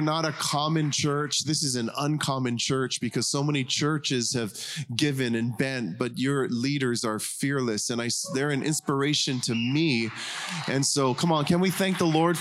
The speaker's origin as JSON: {"language": "English", "region": "Big Island of Hawaii", "country": "United States", "said": "We're from Hawaii, pastor church called Arise Church on the Big Island of Hawaii. We're just country folk."}